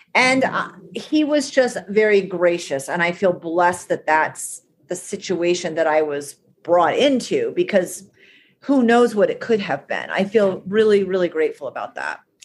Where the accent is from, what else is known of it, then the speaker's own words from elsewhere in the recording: New England, United States; I'm from New England.